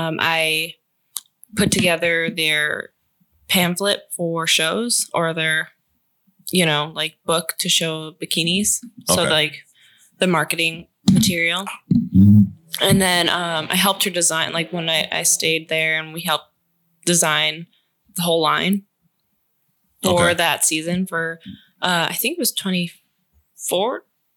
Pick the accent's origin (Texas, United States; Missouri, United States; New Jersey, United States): New Jersey, United States; Newark; born there; Well, my mom, I was born in Newark, New Jersey.